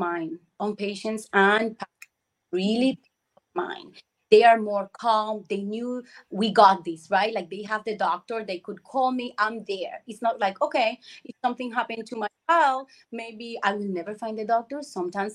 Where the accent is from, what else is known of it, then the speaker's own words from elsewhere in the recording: Puerto Rico; moved away as an adult; I was born and grew in Puerto Rico. I left many years ago, over 22 years ago.